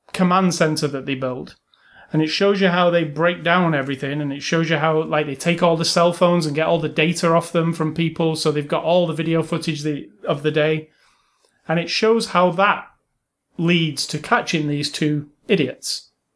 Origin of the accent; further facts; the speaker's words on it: England, United Kingdom; I'm English